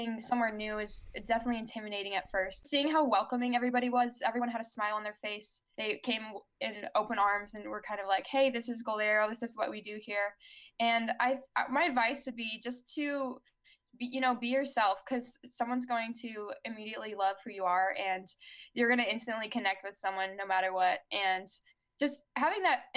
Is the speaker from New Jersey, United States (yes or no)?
no; Chicago, Illinois, United States; I'm from Chicago